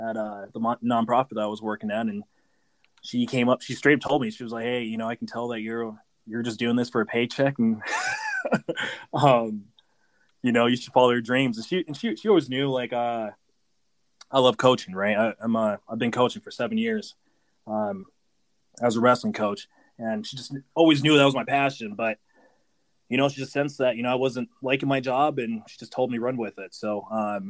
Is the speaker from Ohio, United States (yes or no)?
no; Fargo, North Dakota, United States; also born or lived in Haiti; I was born in Haiti. I came here when I was 3 years old, and we came straight to Fargo, North Dakota.